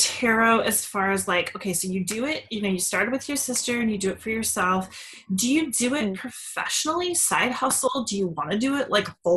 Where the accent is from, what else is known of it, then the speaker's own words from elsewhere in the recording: Seattle, Washington, United States; I was born and raised in Seattle, but we moved when I was a teenager to a smaller town.